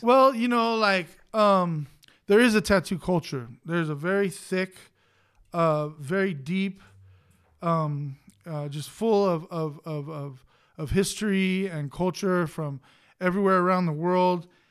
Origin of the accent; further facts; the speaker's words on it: Los Angeles, California, United States; I grew up in East L